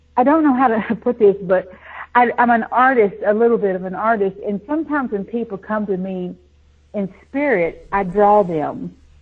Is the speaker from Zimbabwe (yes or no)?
no; the South, United States; also born or lived in Nashville, Tennessee; I grew up in the South. You know, it's a buckle on the Bible Belt.